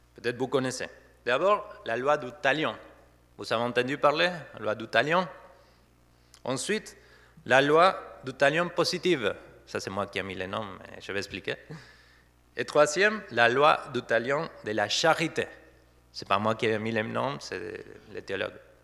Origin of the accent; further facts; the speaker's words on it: Argentina; first language Spanish; French is a second language; moved away as an adult; also born or lived in Saverne, France; now in Didenheim, France; je viens de l'Argentine. Ça fait depuis 2013 que ma femme et moi, nous sommes en France